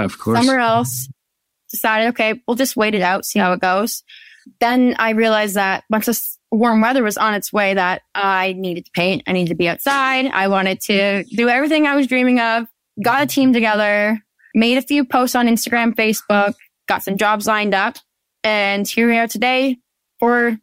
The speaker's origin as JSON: {"language": "English", "town": "Penetanguishene", "region": "Ontario", "country": "Canada", "said": "I'm from Penetanguishene, Ontario, Canada."}